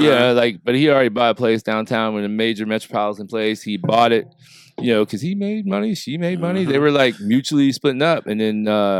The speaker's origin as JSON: {"language": "English", "region": "Southern Illinois", "country": "United States", "tie": "born or raised there", "said": "Yeah, I grew up in Southern Illinois."}